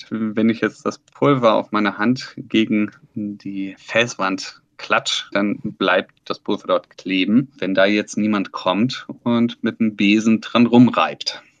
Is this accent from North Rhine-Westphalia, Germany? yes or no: no; Bavaria, Germany; gekommen ins Allgäu. Davor waren sie in Stuttgart. Ich war damals eins und mit meinen zwei Schwestern sind wir hier in der Farbmühle aufgewachsen.